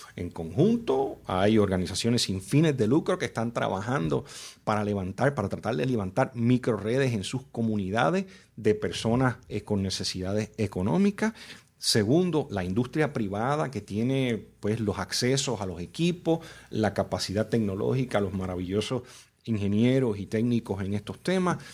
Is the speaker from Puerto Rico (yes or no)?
yes; Puerto Rico; Yo nací en Puerto Rico